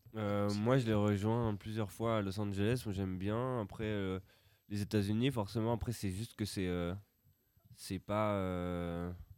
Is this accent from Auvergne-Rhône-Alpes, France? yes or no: no; Roubaix, Hauts-de-France, France; on vient de Roubaix